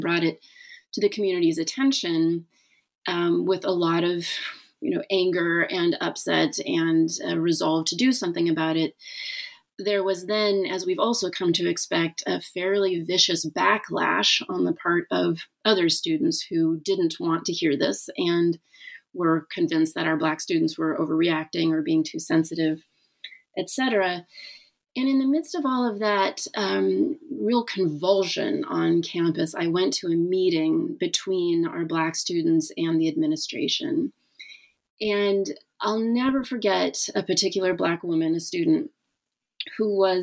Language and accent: English; the North, United States; also born or lived in Boston; I've always lived in the North